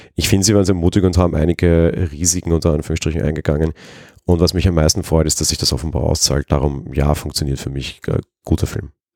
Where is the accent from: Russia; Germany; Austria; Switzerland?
Austria; Vienna; ich bin aus Wien